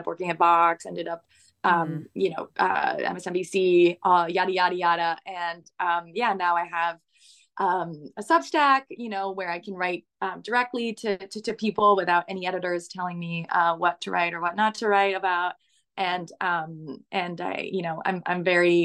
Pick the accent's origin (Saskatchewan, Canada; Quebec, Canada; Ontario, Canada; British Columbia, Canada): Quebec, Canada; Montreal; I was born in Montreal, in Canada